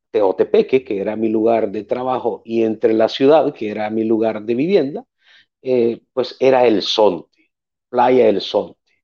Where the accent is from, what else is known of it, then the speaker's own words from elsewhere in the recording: El Salvador; nací en El Salvador, eh, nací en el 80, en aquel momento pues estábamos en medio de una guerra civil. Eh, a través de los años pues me crié en una familia de cinco personas